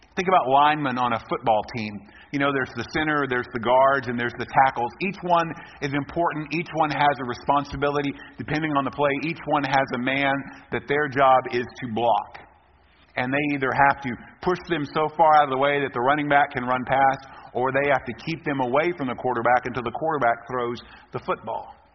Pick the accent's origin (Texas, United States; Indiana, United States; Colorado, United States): Texas, United States; we are from Texas, we are proud to be Texans